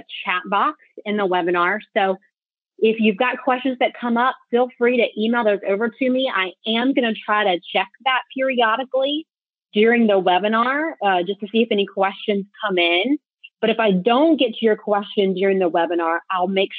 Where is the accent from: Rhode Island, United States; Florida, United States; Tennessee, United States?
Florida, United States; Tallahassee; now in Jacksonville, United States; I'm in Jacksonville, but I'm from Tallahassee